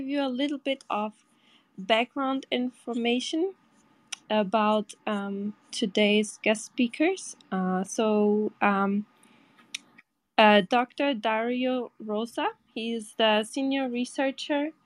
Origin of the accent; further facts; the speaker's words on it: Portugal; I'm from Portugal